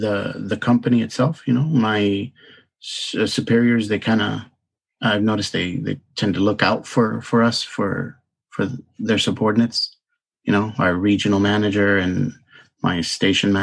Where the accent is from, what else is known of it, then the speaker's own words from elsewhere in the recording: Maryland, United States; also born or lived in Santo Domingo, Dominican Republic / Tampa, Florida; I was born in Santo Domingo, Dominican Republic, and came to the United States when I was 6 years old, and lived in Maryland actually for about 22 and a half years